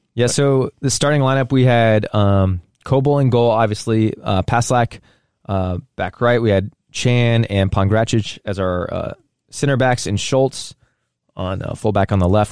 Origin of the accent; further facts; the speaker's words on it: United States; also born or lived in Saint Louis, Missouri; we're American. We live in Saint Louis